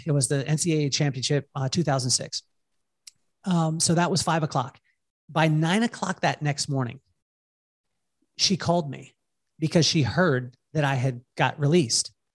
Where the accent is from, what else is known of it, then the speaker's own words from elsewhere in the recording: Walpole, California, United States; I grew up in Walpole, California